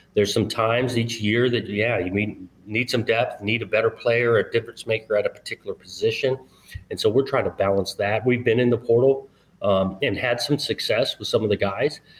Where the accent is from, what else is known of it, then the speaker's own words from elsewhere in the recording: Southern California, United States; moved away as an adult; also born or lived in Pacific Northwest; now in Oregon, United States; growing up in Southern California